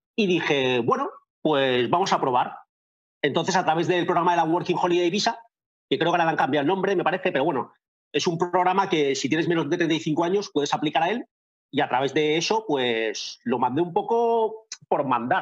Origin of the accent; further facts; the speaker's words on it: Valencia, Valencian Community, Spain; moved away as an adult; now in Winnipeg, Canada; soy de Valencia, tengo 39 años y llevo viviendo aquí en Winnipeg, Canadá, desde abril de 2013